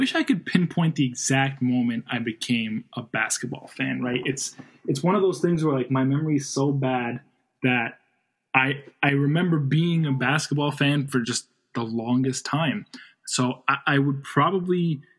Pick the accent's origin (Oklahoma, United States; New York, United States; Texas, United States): New York, United States; I'm from New York.